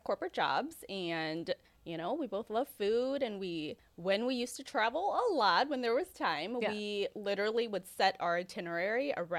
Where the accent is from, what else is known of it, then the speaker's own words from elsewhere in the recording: Hickory Hills, Illinois, United States; I grew up in Hickory Hills.